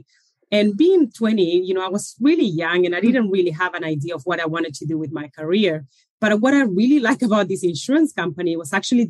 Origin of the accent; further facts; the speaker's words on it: Chile; moved away as an adult; now in Australia; I moved from Chile. That's where originally I'm from, around 20 years ago